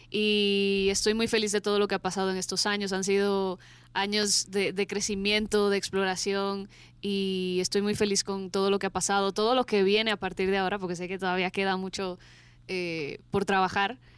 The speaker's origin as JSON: {"language": "Spanish", "country": "Dominican Republic", "said": "yo primero soy de República Dominicana, que siempre me preguntan mm, el acento como que no mucha gente lo reconoce."}